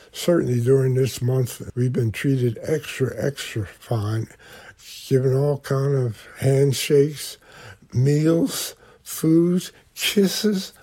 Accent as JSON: {"language": "English", "town": "Willow Grove", "region": "Pennsylvania", "country": "United States", "tie": "born or raised there", "said": "I was born in Willow Grove, Pennsylvania. There's a little s, section where the blacks lived called Crestmont"}